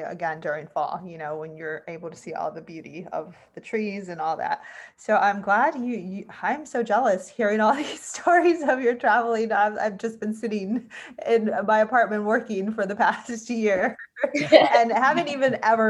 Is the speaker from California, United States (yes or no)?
yes; California, United States; So I'm from California and live not too far from San Diego. I mean, I was kind of in the middle.